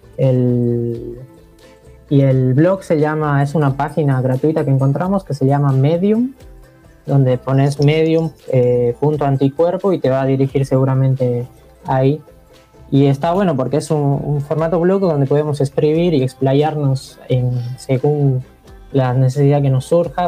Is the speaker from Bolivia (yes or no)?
yes; Bolivia; moved away as an adult; now in General Roca, Argentina; nací en Bolivia, hace 6, 7 años que estoy viviendo acá en Roca